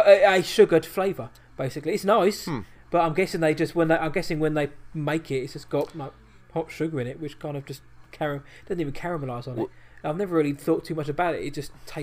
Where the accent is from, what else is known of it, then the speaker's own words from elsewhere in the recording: United Kingdom; we're British